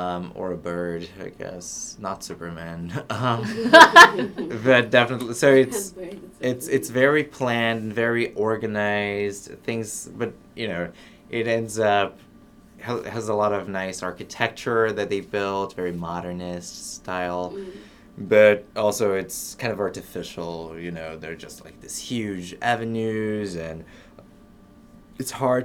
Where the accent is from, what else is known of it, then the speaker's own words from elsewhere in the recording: Brasília, Federal District, Brazil; moved away as an adult; now in Middlebury, United States; my hometown, Brasilia